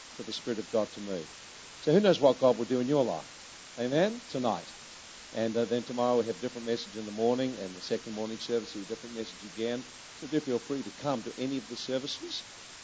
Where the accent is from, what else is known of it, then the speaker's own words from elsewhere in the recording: New Zealand; we come from New Zealand.